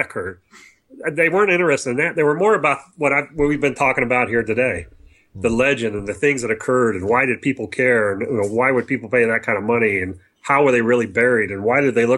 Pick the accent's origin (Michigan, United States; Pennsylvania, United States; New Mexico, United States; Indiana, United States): New Mexico, United States; we told them we were from New Mexico